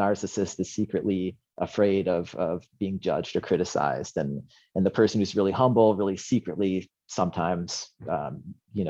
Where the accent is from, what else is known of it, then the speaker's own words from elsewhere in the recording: Western New York, United States; now in Seattle, United States; I was born in Western New York, which people hear that and they think, like, oh, New York, like Manhattan, Park Slope and stuff. It's, well, New York's a big state